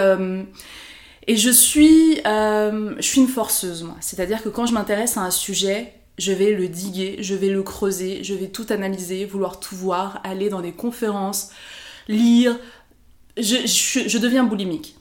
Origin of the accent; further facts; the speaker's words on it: France; je rentrais euh, en vacances au Maroc, on me faisait comprendre que ben non, j'étais de France